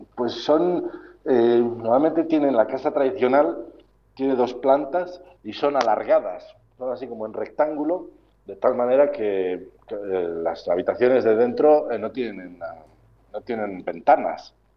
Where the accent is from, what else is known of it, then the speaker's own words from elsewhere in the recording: Laguna de Duero, Castile and León, Spain; moved away as an adult; now in Cambodia; Laguna de, Duero, mi tierra, mi pueblo